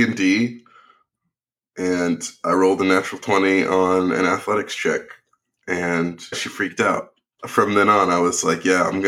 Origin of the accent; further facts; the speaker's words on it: Bay Area, Northern California, United States; I'm from the Bay Area. I grew up there